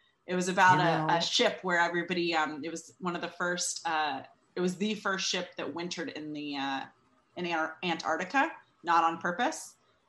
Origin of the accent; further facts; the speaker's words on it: California, United States; also born or lived in Georgia / North Carolina; now in New York, United States; California, the state from which I hail, sort of, mostly. I said the other day, somebody's like, where are you from? And I'm like, California via Georgia and North Carolina, but now I live in New York.